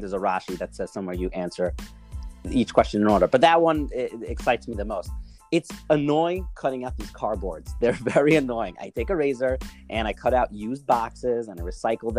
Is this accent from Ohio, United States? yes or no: no; New York City, New York, United States; also born or lived in Israel; now in Far Rockaway, United States; I'm originally from Brooklyn. I now live in Farakway